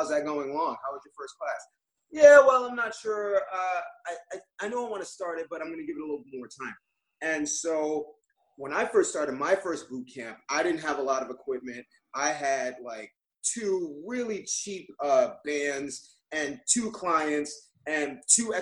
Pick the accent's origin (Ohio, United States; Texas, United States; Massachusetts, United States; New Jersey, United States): New Jersey, United States; I am from the very densely populated state of New Jersey in the U.S.